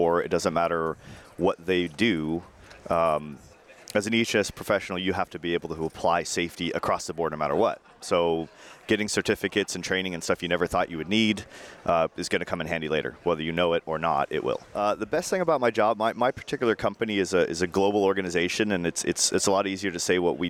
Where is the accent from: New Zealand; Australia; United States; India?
United States; Orange, California; I'm from Orange, California.